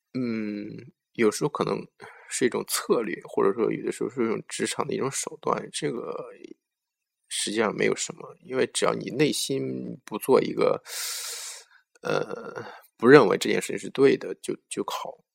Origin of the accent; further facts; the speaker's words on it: China; 我们中国人